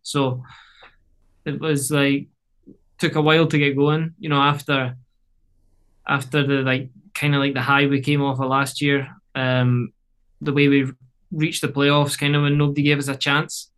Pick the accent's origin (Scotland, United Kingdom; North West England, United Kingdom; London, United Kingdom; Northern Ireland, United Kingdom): Scotland, United Kingdom; moved away as an adult; now in Canada; getting back to Scotland